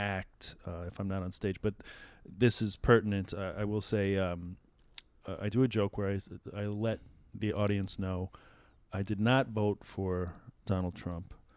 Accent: New York City, New York, United States; I'm a Queens guy

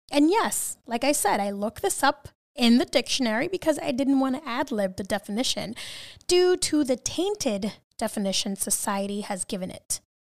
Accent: New York City, New York, United States; I'm from New York City

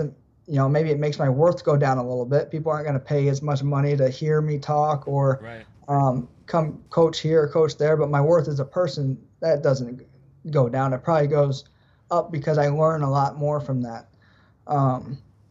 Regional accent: United States; there's three of us Americans

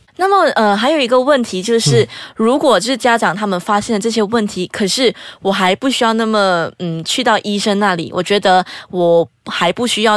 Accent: Perlis, Malaysia; 我是身在玻璃市的

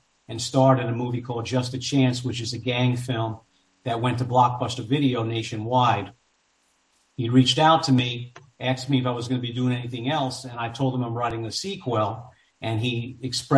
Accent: New York City, New York, United States; I grew up in New York. I grew up in Queens, New York, kind of a rough area.

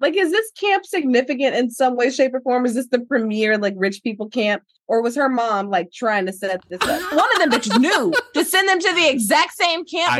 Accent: Georgia, United States; I'm from Georgia.

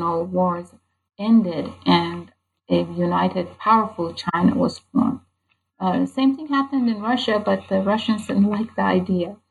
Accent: Iran; moved away; a person growing up in Iran

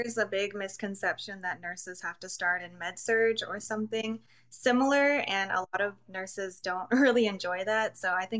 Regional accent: Albuquerque, New Mexico, United States; also born or lived in China; So I actually grew up in Albuquerque, New Mexico, and I was actually adopted from China, and my mom went to China to get me, and then she raised me in New Mexico.

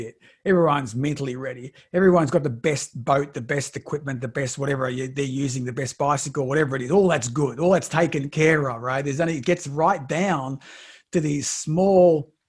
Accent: Australia; I'm from Australia.

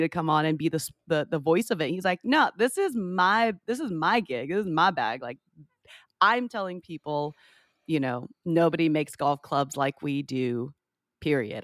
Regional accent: San Jose, California, United States; now in Orlando, United States; Grew up in San Jose.

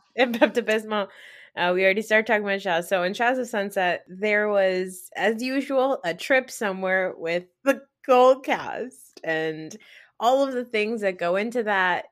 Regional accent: Pakistan; as Pakistani women

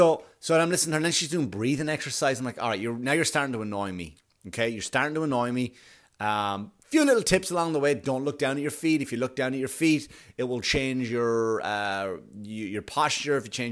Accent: Queens, New York, United States; When I was a kid and I remember I grew up in Queens and I would watch the runners come through

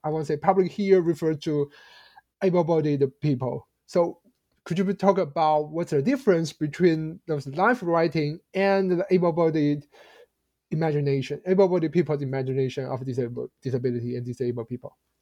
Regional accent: China; I grew up in China in the uh, uh in the 1990s when I was a child in elementary school

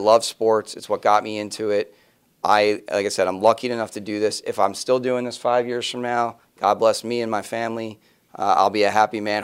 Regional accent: Philadelphia, Pennsylvania, United States; where I was growing up in the Philadelphia Eagles built a stadium

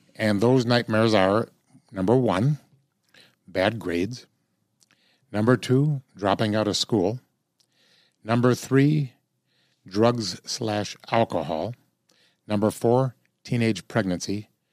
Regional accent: Illinois, United States; I'm from Illinois

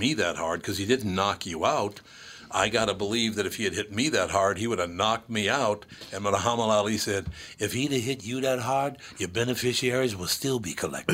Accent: Minnesota, United States; also born or lived in New York; as a person who was born and raised in Minnesota

